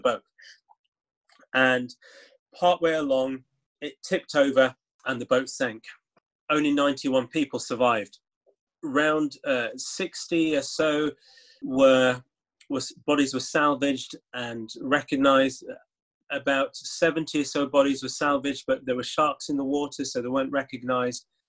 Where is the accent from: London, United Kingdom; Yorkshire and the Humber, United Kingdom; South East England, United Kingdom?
Yorkshire and the Humber, United Kingdom; Leeds; growing up in leeds i thought of myself as someone from leeds a yorkshireman who had caribbean parents